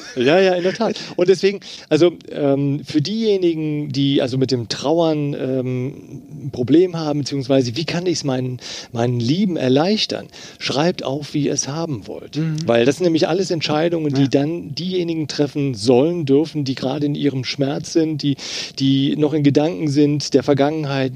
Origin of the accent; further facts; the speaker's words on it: Eifel, Rhineland-Palatinate, Germany; also born or lived in Trier; ich bin ja in der Eifel groß geworden